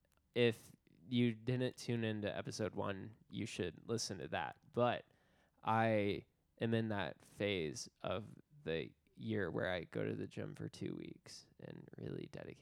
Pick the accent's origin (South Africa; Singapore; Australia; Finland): Finland; Yeah. Yeah, we're from Finland.